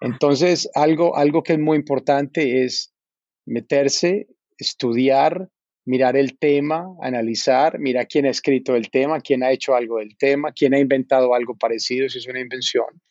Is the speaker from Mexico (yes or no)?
no; Medellín, Antioquia, Colombia; moved away as an adult; also born or lived in New York; now in United States; yo nací en, en Medellín, eh, soy colombiano